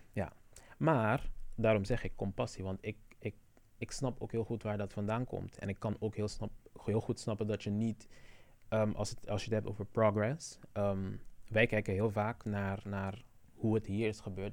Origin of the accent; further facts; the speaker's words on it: Curaçao; now in Netherlands; mijn navelstreng is op Curaçao en blijft daar